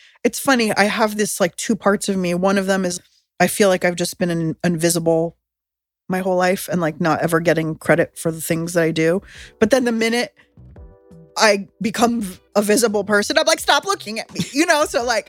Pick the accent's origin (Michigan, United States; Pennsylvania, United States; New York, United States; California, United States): California, United States; San Diego; I mean, I grew up in San Diego, so I was a lot in citrus orchards